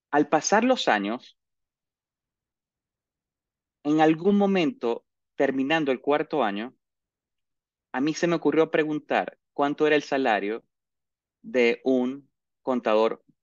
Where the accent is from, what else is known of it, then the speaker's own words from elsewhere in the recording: Caracas, Capital District, Venezuela; born there; accent: maracucho; lo primero es que nací en Caracas, pero de verdad me siento maracucho, aunque ya he perdido un poco el acento.